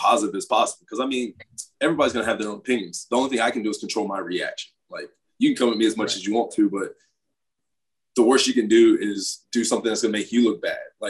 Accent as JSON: {"language": "English", "region": "South Carolina", "country": "United States", "tie": "born or raised there", "said": "I grew up in the South Carolina"}